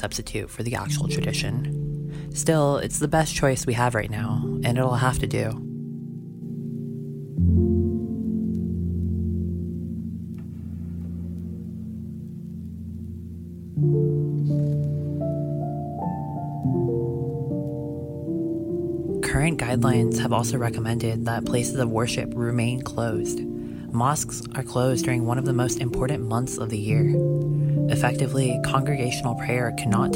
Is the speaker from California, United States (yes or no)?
no; Sugar Land, Texas, United States; I'm currently in my hometown of Sugarland, Texas.